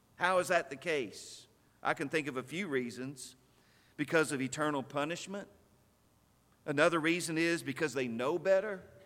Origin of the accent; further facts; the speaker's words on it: Stanton, Texas, United States; When I was a boy growing up in Stanton, Texas, we lived in the preacher's house